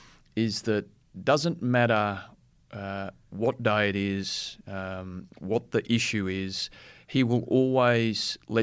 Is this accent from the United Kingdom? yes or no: no; Gold Coast, Queensland, Australia; I was from the Gold Coast.